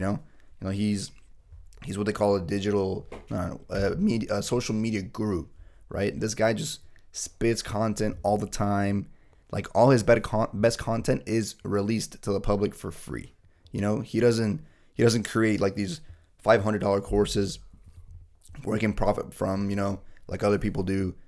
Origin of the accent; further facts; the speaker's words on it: Bolivia; first language Spanish; English is a second language; now in United States; back in my hometown where I was born and raised